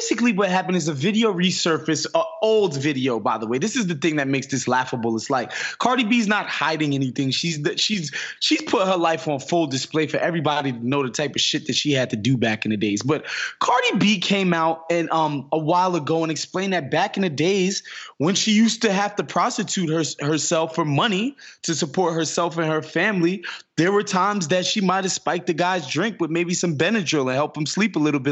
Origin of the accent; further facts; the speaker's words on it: New York, United States; I'm from New York